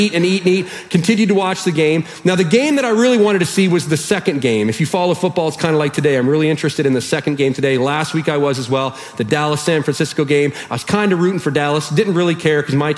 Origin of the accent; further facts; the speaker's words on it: Canada; we're Canadian